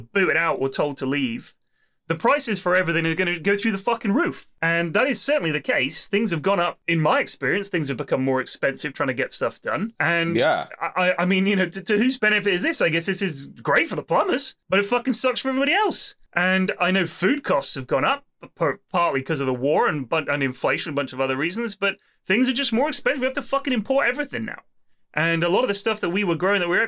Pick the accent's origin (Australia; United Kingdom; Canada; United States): United Kingdom; Bournemouth, South West England; now in Twickenham, United Kingdom; I remember when I was at school that there were like... I mean, it was in Bournemouth.